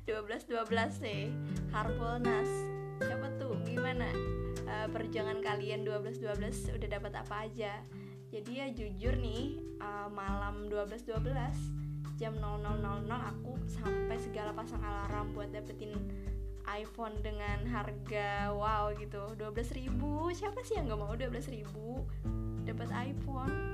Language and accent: Indonesian; South Kalimantan, Indonesia; bakalan ngasih contoh dari daerahku sendiri Kabupaten Banjar